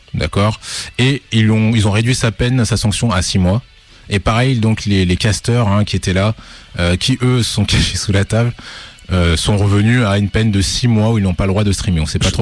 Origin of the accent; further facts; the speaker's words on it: Lyon, Auvergne-Rhône-Alpes, France; on est de Lyon.